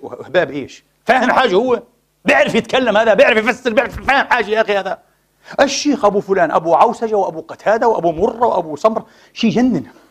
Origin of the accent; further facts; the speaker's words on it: Palestine; now in Vienna, Austria; أنا فلسطيني